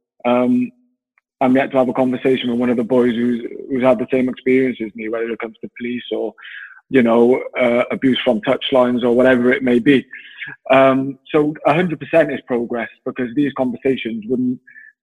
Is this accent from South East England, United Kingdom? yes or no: no; Wales, United Kingdom; growing up, you know, being Welsh